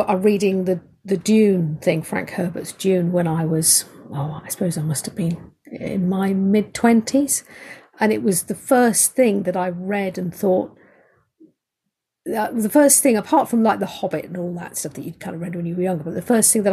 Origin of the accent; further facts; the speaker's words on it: United Kingdom; I'm British.